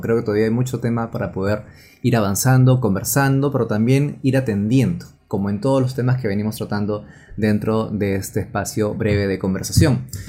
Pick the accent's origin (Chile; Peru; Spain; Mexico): Peru; yo que no soy nada limeño, soy de provincia